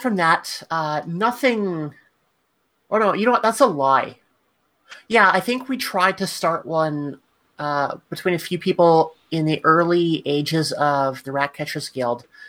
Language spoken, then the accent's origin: English; Canada; as a Canadian